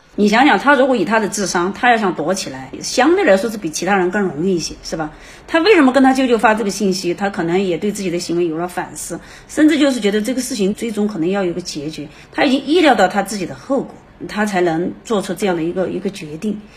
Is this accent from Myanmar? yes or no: no; China; 我们中国人长期的一个家庭伦理